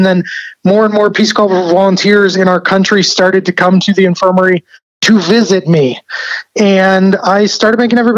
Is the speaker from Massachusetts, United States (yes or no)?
yes; Boston, Massachusetts, United States; I grew up in Boston. My little New England body was not able to take the heat.